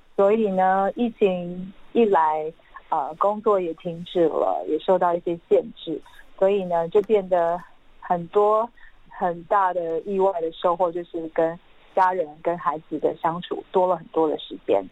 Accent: Linluo, Pingtung County, Taiwan; first language Hakka; Chinese is a second language; now in Taipei, Taiwan; 我是屏东林洛乡的客家人，我从小在，我从五岁开始就在客家村长大

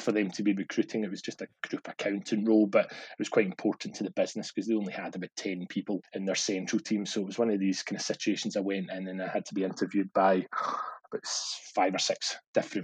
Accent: Glasgow, Scotland, United Kingdom; moved away as an adult; also born or lived in London; I'd been kind of born and brought up in Glasgow or the kind of surrounding suburbs

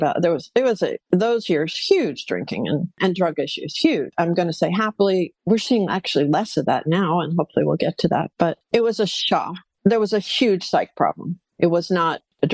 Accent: New England, United States; now in Los Angeles, United States; I grew up in New England, very proper, traditional

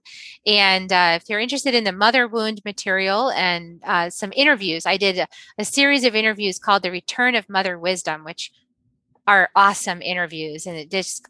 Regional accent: New England, United States; moved away as an adult; also born or lived in Dallas, Texas / Virginia / Silicon Valley; now in Austin, United States; we spent most of my life in New England, in Connecticut, Massachusetts, and a little 1 year in Virginia.

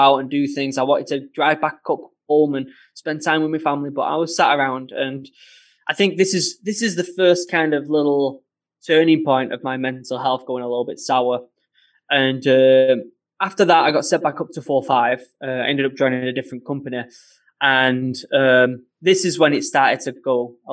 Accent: Manchester, North West England, United Kingdom; accent: northern; I'm actually from Manchester

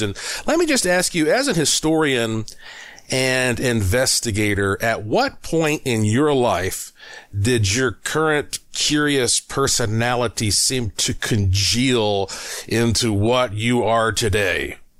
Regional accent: Asheville, North Carolina, United States; moved away as an adult; also born or lived in Puerto Rico; my hometown of Asheville, North Carolina

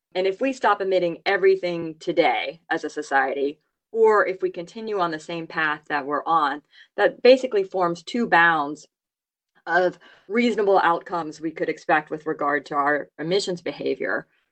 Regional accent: Louisiana, United States; I grew up in Louisiana

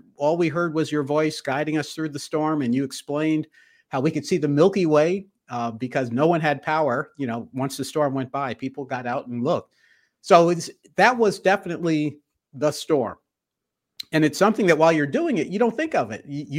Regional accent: the North, United States; I grew up in the North, went to Cornell undergrad, so Snow Belt

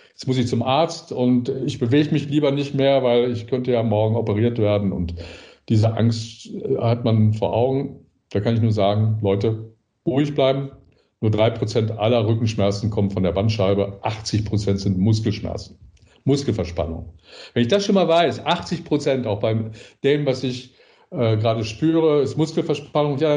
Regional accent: North Rhine-Westphalia, Germany; Ich sage immer das, ich bin ja aus dem Ruhrgebiet.

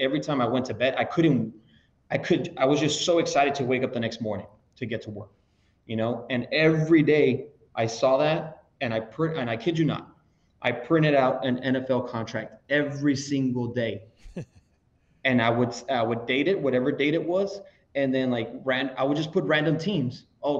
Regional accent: La Joya, Texas, United States; I'm from a small town from La Jolla, Texas

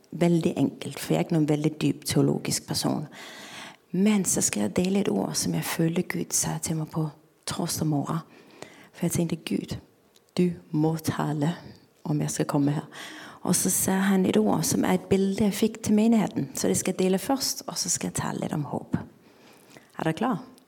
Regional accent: Denmark; Norwegian is a second language; now in Norway; Jeg kommer fra Danmark, som dere sikkert hører

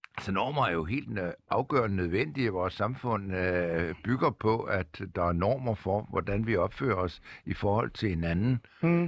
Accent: Denmark

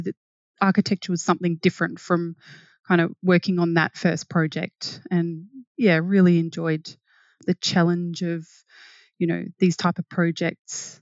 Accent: Wentworth, New South Wales, Australia; now in Brisbane, Australia; I grew up in a small town called Wentworth where the Murray and Darling rivers meet

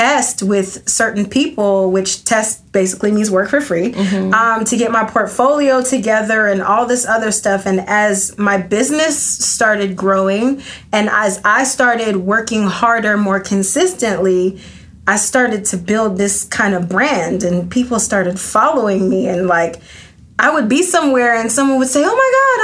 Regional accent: Atlanta, Georgia, United States; also born or lived in Athens, Georgia; I moved from Athens to Atlanta, which I'm originally from

